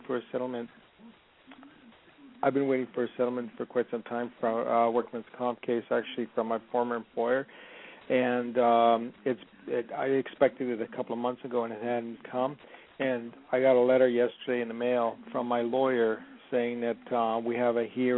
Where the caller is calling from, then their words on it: California, United States; I'm calling from California